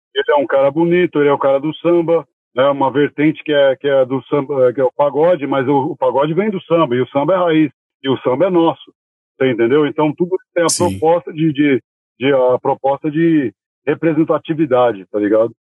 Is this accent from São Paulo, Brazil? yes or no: yes; São Paulo, Brazil; eu sou natural da Zona Norte, né? Nascido e criado na Zona Norte. Sou criado da Zona Norte, de São Paulo.